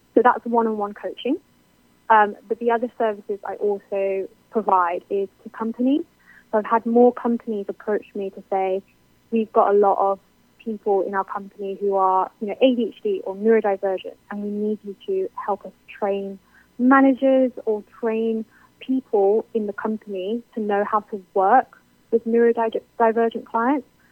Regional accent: United Kingdom; I'm clearly British.

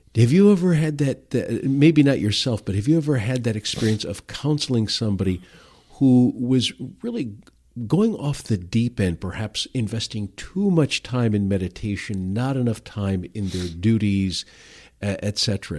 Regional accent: Detroit, Michigan, United States; now in Grand Rapids, United States; growing up in Detroit

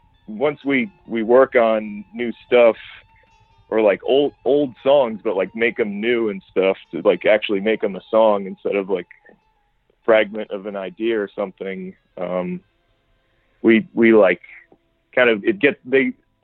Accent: New Jersey, United States; moved away as an adult; now in Brooklyn, United States; we're from New Jersey, but now me and Danny live in Brooklyn.

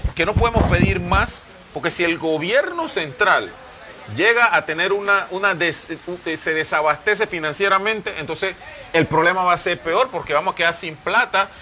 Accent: Panama

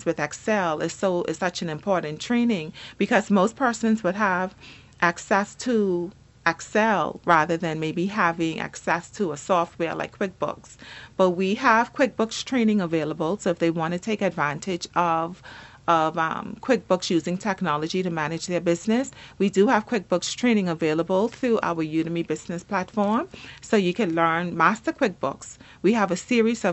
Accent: Turks & Caicos Islands; I'm from South Caicos.

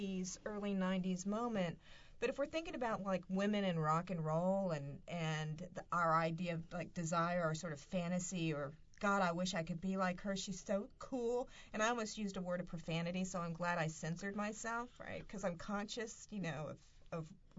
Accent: the South, United States; growing up in the South, and I'm particularly thinking about myself, what it means to come from a rural background

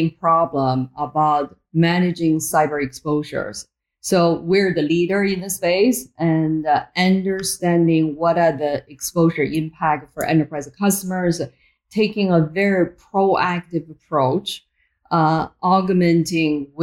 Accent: Beijing, China; moved away as an adult; also born or lived in Boston, United States; now in United States; I was born in Beijing, China, very, very different country back then compared to where it is now.

